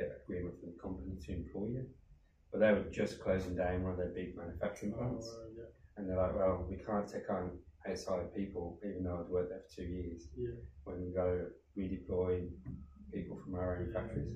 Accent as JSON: {"language": "English", "town": "Birmingham", "region": "West Midlands", "country": "United Kingdom", "tie": "born or raised there", "accent": "Brummie", "said": "I grew up in Birmingham in the UK."}